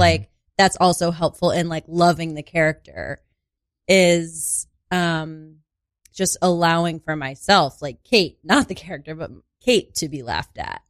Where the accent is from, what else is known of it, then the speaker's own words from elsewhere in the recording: Sauquoit, New York, United States; moved away; I am actually from a very, very small rural town called Sequoit.